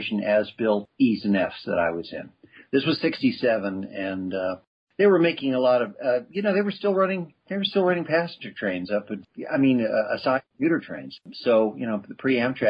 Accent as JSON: {"language": "English", "town": "Chicago", "region": "Illinois", "country": "United States", "tie": "born or raised there", "moved": "yes", "lives_now": "Santa Fe, United States", "said": "Growing up in Chicago"}